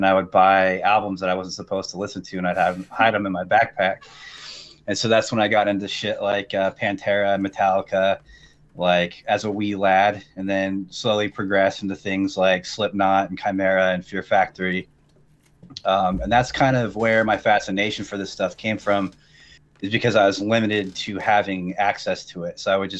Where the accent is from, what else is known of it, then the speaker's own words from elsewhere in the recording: Vancouver, Washington and Portland, Pacific Northwest, United States; I'm from the Pacific Northwest. I've always been in between Vancouver, Washington, and Portland.